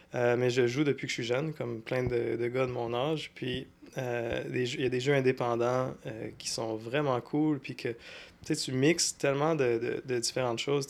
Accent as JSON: {"language": "French", "town": "Sherbrooke", "region": "Quebec", "country": "Canada", "tie": "born or raised there", "also_born_or_lived": "Montreal / Longueuil", "said": "je suis né à Sherbrooke. J'ai passé les... Dans le fond, jusqu'à temps... jusqu'à temps que j'avais 18 ans, j'étais à Sherbrooke"}